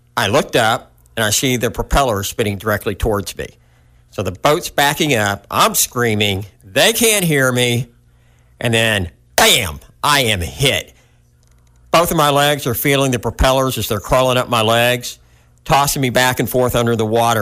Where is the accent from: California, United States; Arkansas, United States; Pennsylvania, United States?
Arkansas, United States; Hot Springs; I was born in Hot Springs, Arkansas, which really isn't too far from where we are now.